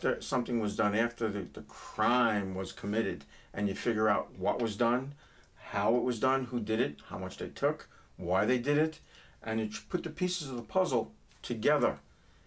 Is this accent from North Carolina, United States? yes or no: no; New York City, New York, United States; accent: New York; moved away; also born or lived in Brooklyn, New York; I was born in a little town called Brooklyn, and I grew up in Queens County, Forest Hills